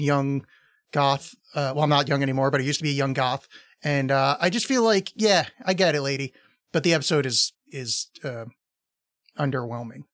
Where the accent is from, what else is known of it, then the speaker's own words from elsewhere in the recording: East Coast, United States; I was raised on the East Coast